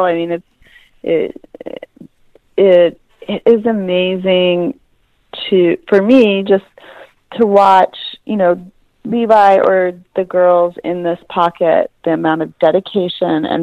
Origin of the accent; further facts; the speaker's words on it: Canada; I grew up in Canada actually